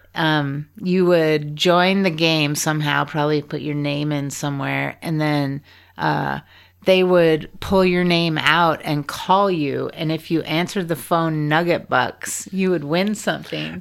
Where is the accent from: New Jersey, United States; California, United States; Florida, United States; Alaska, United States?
Alaska, United States; Juneau; also born or lived in Valdez, Alaska; I grew up in Juneau, Alaska